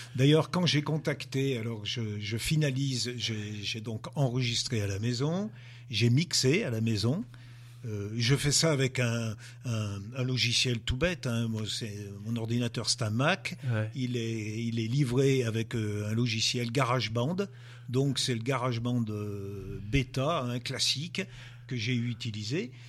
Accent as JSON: {"language": "French", "area": "Monts du Lyonnais", "region": "Auvergne-Rhône-Alpes", "country": "France", "said": "je suis originaire des monts du Lyonnais. Enfin, j'habite les, les, monts du Lyonnais."}